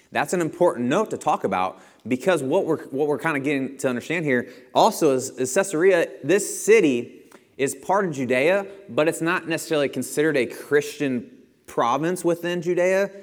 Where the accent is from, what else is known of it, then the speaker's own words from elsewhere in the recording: Bethalto, Illinois, United States; I'm from Bethalto